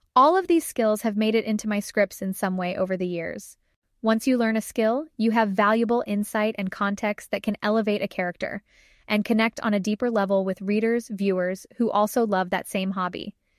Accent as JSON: {"language": "English", "region": "Arizona", "country": "United States", "tie": "born or raised there", "moved": "yes", "said": "I made the trek back to middle of nowhere, Arizona"}